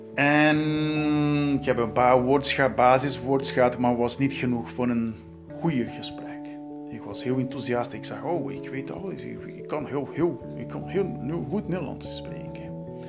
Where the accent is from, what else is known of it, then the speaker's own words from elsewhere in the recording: Southeast, Brazil; Dutch is a second language; moved away as an adult; now in Netherlands; ik ben in Brazilië geboren